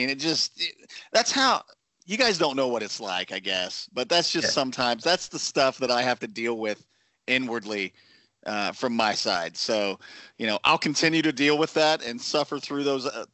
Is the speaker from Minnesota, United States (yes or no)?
no; the South, North Carolina, United States; I grew up in the South, and I grew up with the dip cone